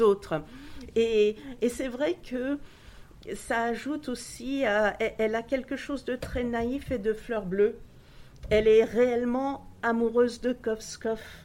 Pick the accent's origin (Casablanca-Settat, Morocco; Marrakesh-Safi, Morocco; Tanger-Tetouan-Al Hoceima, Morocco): Tanger-Tetouan-Al Hoceima, Morocco; Tangier; moved away; also born or lived in Washington; je suis d'Angéroise d'origine